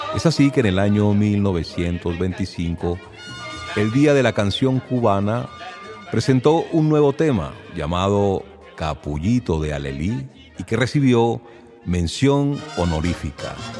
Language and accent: Spanish; Venezuela; aquella que en Venezuela conocemos como música cañonera